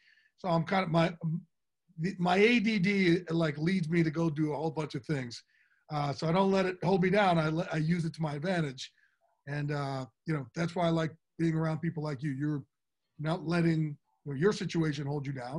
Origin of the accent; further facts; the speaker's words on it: New Jersey, United States; moved away; I'm a kid from Jersey